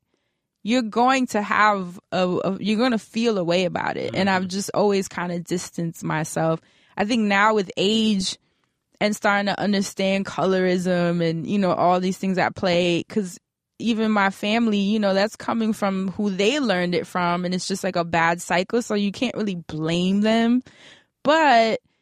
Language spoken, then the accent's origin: English; New York City, New York, United States; I'm from the projects of Harlem